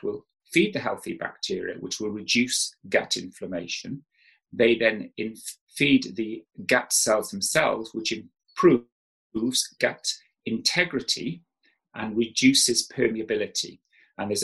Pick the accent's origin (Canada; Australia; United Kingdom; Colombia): United Kingdom; South Wales; I grew up in South Wales.